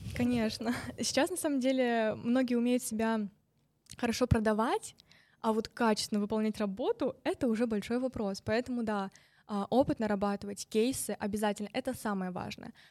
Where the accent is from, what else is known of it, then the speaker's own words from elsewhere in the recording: Novosibirsk, Novosibirsk Oblast, Russia; moved away; из Новосибирска, из моего родного города